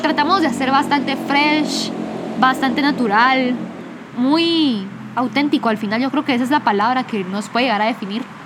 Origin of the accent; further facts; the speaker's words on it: Guatemala; accent: Guatemalan; el acento se nos pega por ser neutros, porque el acento guatemalteco es reconocido